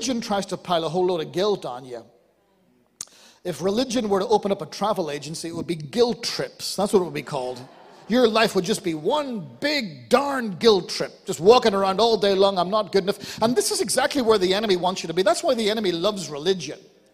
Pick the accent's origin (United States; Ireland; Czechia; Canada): Ireland; I'm Irish